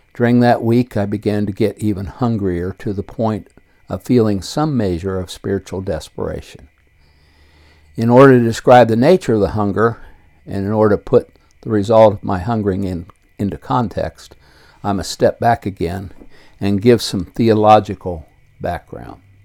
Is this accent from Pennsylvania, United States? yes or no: no; Circleville, Ohio, United States; I was born on May 19, 1949, in west central Ohio and raised in Circleville, Ohio, a small city 25 miles south of Columbus